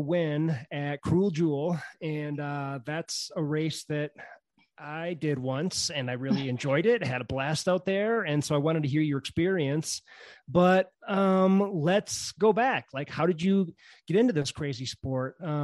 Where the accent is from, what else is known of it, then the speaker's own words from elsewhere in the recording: Wisconsin, United States; now in Colorado, United States; I'm from Wisconsin originally. I've been out here about 10 years.